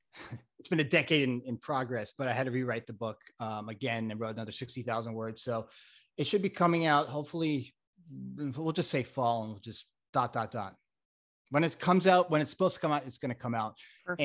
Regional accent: Florida, United States; also born or lived in Connecticut; now in California, United States; I grew up in South Florida and Connecticut, but I'm here in California almost 20 years

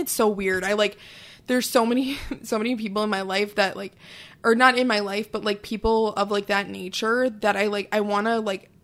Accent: Wisconsin, United States; I'm technically from Wisconsin

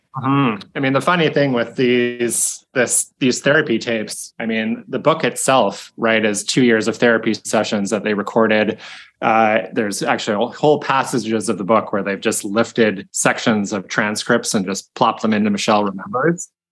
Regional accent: Victoria, British Columbia, Canada; I grew up in Victoria

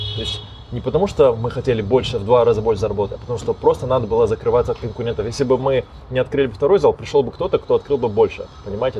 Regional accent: Almaty, Kazakhstan; moved away as an adult; now in Astana, Kazakhstan; Исторически мы как бы из Аста-, из Алматы в Астане как бы пожили какое-то время

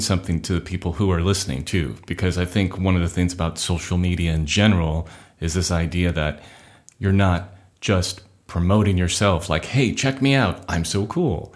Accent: Orange County, California, United States; also born or lived in Inglewood, California; I was born in Inglewood and then raised in Orange County

